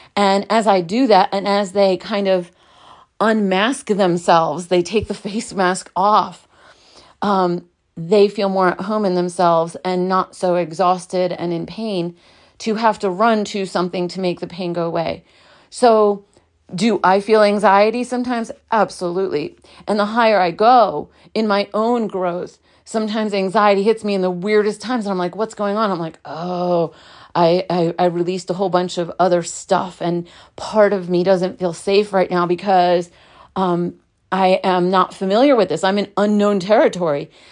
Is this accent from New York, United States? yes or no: yes; New York City, New York, United States; I was born in Brooklyn, New York